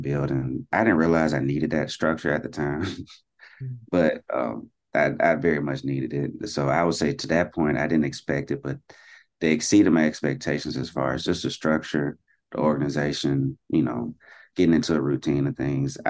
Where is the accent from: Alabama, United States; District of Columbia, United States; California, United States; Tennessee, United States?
Alabama, United States; Huntsville; I'm actually from Huntsville, Alabama